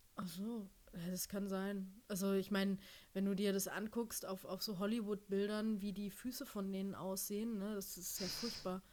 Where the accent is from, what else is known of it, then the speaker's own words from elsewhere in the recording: Germany; also born or lived in United States; ich bin aus Deutschland, ich arbeite